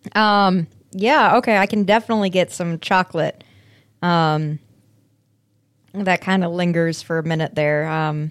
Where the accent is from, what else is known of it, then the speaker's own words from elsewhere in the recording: Aurora, Colorado, United States; my hometown of Aurora, Colorado